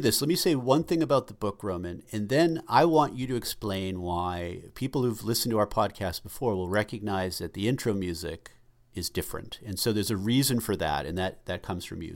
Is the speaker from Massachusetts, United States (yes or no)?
yes; Boston, Massachusetts, United States; us growing up in suburban Boston